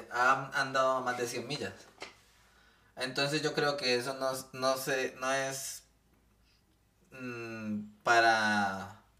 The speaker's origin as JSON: {"language": "Spanish", "country": "Colombia", "said": "vengo yo de Colombia"}